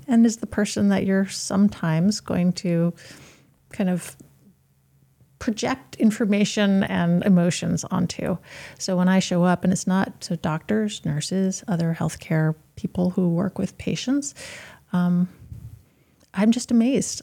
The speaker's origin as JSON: {"language": "English", "town": "Yarmouth", "region": "Maine", "country": "United States", "tie": "born or raised there", "said": "I grew up in Yarmouth, and even though Yarmouth is the town that we currently are"}